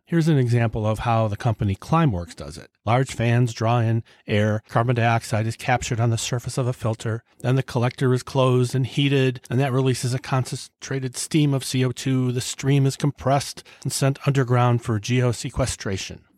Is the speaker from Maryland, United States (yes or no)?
no; Cleveland, Ohio, United States; my hometown Cleveland Indians